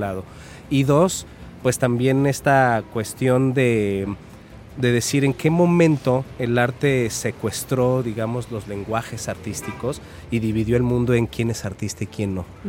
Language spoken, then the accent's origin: Spanish; Mexico City, Mexico; moved away as an adult; also born or lived in Coatepec, Veracruz; now in Xalapa, Mexico; yo soy de la Ciudad de México, aunque ya ando este, bastantes años fuera de ella